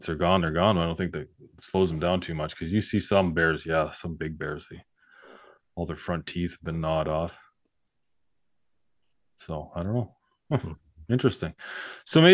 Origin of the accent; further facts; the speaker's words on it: North Coast, British Columbia, Canada; now in Okanagan, Canada; I grew up on North Coast, and I moved to the Okanagan